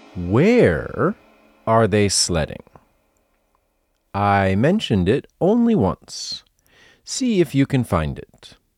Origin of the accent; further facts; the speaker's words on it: Massachusetts, United States; I come from Massachusetts, USA, and when I was a kid, sledding was a big part of winter life